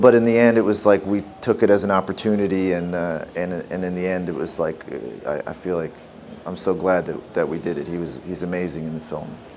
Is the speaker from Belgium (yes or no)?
no; Canada; growing up in Canada